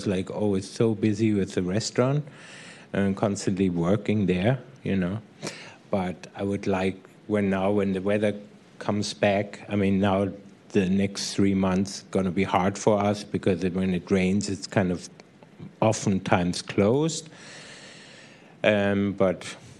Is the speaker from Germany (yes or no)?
yes; Munich, Bavaria, Germany; now in San Francisco, United States; I'm from Munich